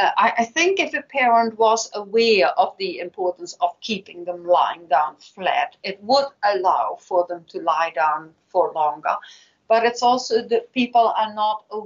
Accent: Netherlands; now in New Zealand; I know what happens in my home country, the Netherlands.

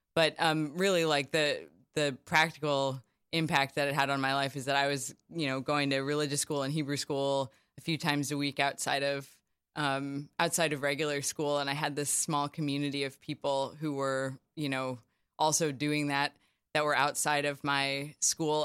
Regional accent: Charlottesville, Virginia, United States; moved away as an adult; also born or lived in New Haven, Connecticut / New York; I'm from Charlottesville, Virginia, and, um, did all my schooling there

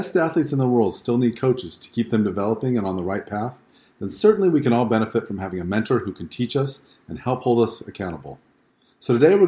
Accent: West Coast, United States; I grew up on the West Coast and lived there for most of my life, including the years through school.

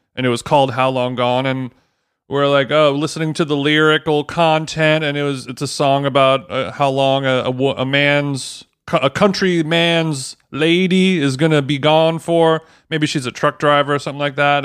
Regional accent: Orange County, California, United States; growing up in Orange County

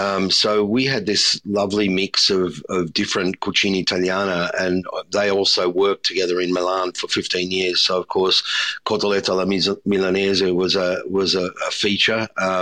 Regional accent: Melbourne, Victoria, Australia; Polenta is a really good filler when you're growing up in the Melbourne suburbs, especially in the wintertime.

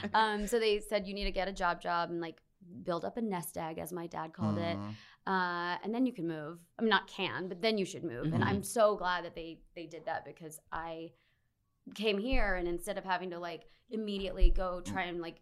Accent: Arlington, Texas, United States; moved away as an adult; also born or lived in Austin, Texas; now in Los Angeles, United States; I am born and raised in Arlington.

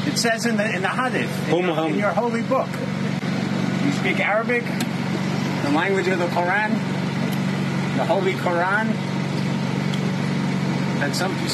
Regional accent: United States; I'm an American.

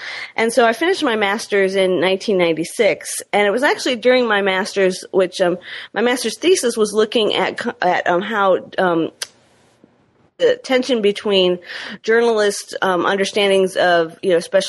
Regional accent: Michigan, United States; stringing for a couple newspapers from my home state of Michigan, as well as working for Christianity Today magazine and a few other news outlets. But as time wore on, I transitioned back to Michigan

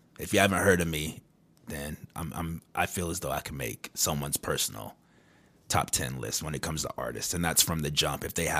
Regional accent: San Diego, California, United States; also born or lived in Kentucky; I was born in Kentucky, so I lived there till I was about 7. And then my dad won the custody battle, so me and my sister. That's how I got to San Diego, California, because that's where my dad lived.

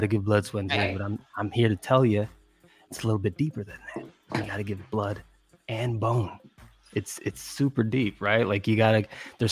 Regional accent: Chicago, Illinois, United States; I'm from Chicago

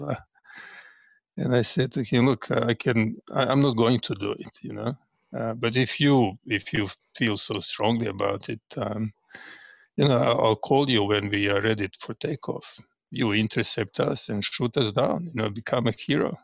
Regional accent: Belgrade, Serbia; moved away as an adult; now in Canberra, Australia; most of my life I lived in Belgrade, or Belgrade as it's known here, capital city.

